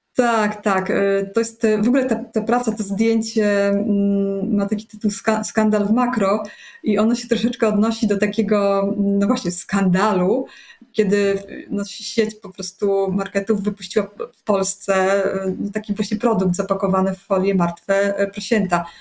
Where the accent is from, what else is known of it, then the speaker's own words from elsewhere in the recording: Poland; pochodzę z takiej e, e, typowej polskiej, dosyć zakłamanej rodziny